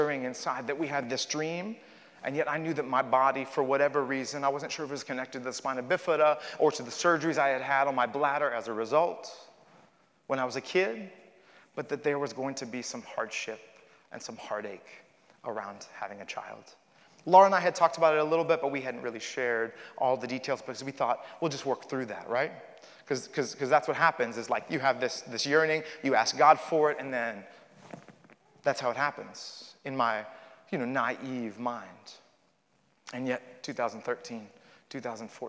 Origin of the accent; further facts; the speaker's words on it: Miami, Florida, United States; I was born in Miami, Florida